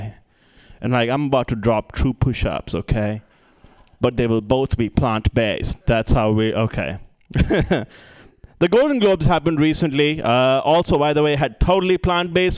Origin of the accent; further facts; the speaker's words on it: India; moved away; I'm originally from India